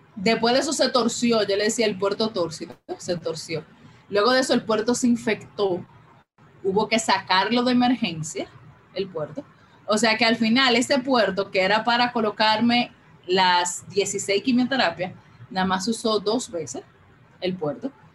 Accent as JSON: {"language": "Spanish", "town": "Santo Domingo", "region": "Distrito Nacional", "country": "Dominican Republic", "tie": "born or raised there", "said": "Yo vivo en Santo Domingo, nací, me crié, crecí todo en Santo Domingo"}